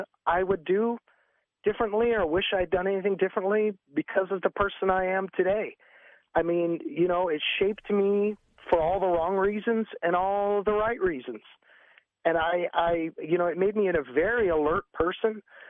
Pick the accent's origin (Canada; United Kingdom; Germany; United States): Canada; Quebec; You know, I'm from French Canada, so yeah, that's what it is.